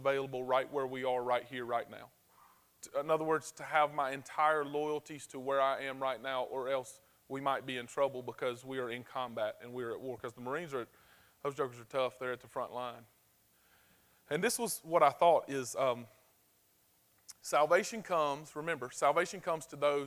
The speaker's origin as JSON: {"language": "English", "region": "the South", "country": "United States", "said": "We're from the South"}